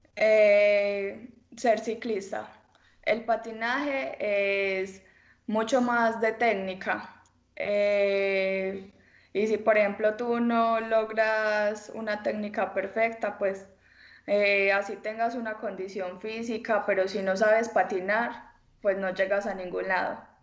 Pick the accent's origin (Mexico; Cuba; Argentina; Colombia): Colombia; El Carmen de Viboral, Antioquia; soy del Carmen de Oral, tengo 18 años